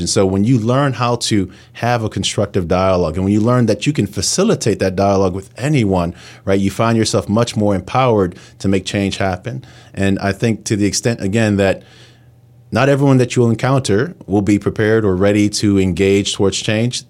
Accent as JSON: {"language": "English", "town": "New York City", "region": "New York", "country": "United States", "moved": "as an adult", "lives_now": "Pittsburgh, United States", "said": "I come from New York City, and I always thought, you know, I'd go back to New York"}